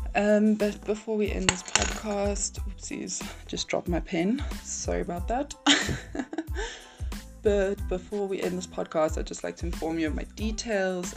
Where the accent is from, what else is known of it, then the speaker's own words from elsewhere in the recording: South Africa; I'm from South Africa.